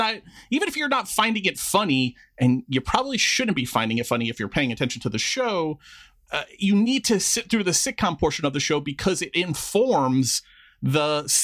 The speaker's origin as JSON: {"language": "English", "town": "Queens", "region": "New York", "country": "United States", "tie": "born or raised there", "said": "so I grew up in Queens, like you said, which Queens doesn't really have an accent of its own, but Long Island certainly."}